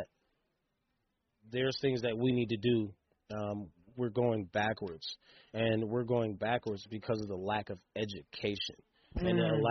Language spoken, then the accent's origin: English; Fort Wayne, Indiana, United States; also born or lived in Boston; I'm from Fort Wayne